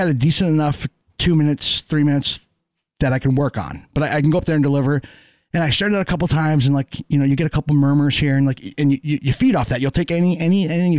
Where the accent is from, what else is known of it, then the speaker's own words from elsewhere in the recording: Northeast Kingdom, Vermont, United States; I grew up in Northeast Kingdom. I wanted to get out of Vermont in the worst fucking way.